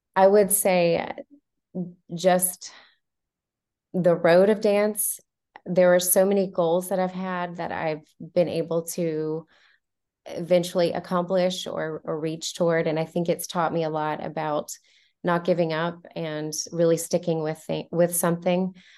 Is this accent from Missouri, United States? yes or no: no; Montgomery, Alabama, United States; also born or lived in Fort Walton Beach, Florida; I was born in Fort Walton Beach, Florida, uh, but uh, I was raised in Montgomery, Alabama, uh, from the age of nine until I was 18.